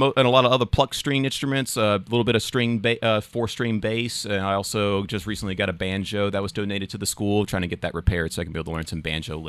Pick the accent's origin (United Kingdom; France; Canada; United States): United States; the South; accent: Southern; people enjoy my Southern accent.